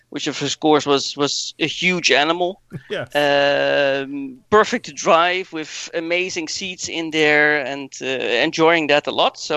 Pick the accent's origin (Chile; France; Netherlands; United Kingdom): Netherlands; now in Wiesbaden, Germany; I'm 41, living in uh, Wiesbaden in Germany, but still Dutch.